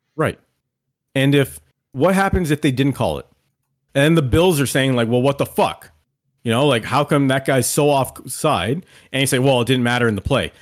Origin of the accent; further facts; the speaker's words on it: Canada; as a Canadian